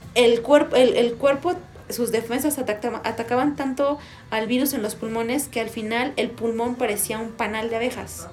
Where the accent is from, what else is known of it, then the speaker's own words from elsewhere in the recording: Mexico; como mexicanos